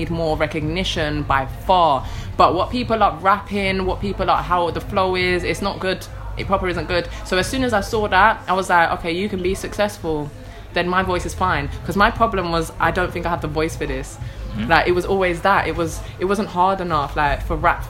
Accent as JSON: {"language": "English", "region": "London", "country": "United Kingdom", "tie": "born or raised there", "also_born_or_lived": "Manchester", "said": "I first came to London out of my mother's womb in 1991, because I'm from Tottenham"}